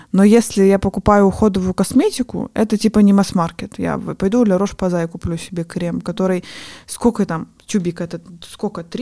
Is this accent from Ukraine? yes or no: no; Armenia; А я не знаю, откуда такое мнение, что раз я армянка, то мне нужно делать черные брови.